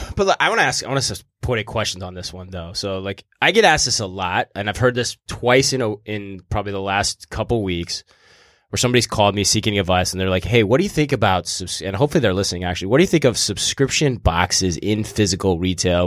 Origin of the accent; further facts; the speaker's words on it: East Coast, United States; I'm a intern from the East Coast